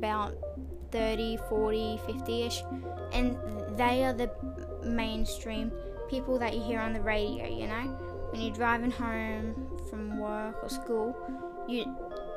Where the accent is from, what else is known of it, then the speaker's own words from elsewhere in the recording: Australia; I'm from Australia